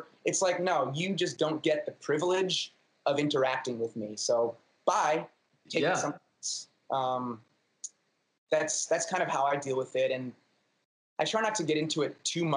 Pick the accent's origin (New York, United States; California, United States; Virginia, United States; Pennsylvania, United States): New York, United States; New York City; native New Yorker. I was born in Manhattan, still live in Manhattan.